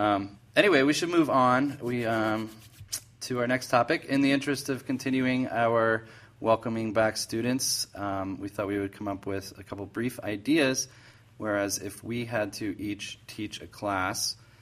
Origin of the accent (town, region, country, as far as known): New Jersey, United States; now in Denver, United States